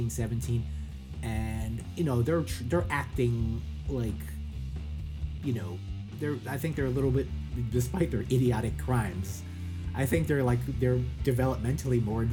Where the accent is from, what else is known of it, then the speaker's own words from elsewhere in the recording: Lyndhurst, New Jersey, United States; as a kid in the 1980s, growing up in Lyndhurst, New Jersey, these kids existed in my town, too.